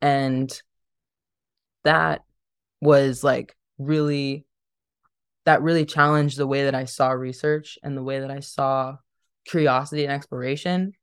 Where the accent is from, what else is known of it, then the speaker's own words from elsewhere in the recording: Dayton, Ohio, United States; also born or lived in Cleveland, Ohio; growing up in Dayton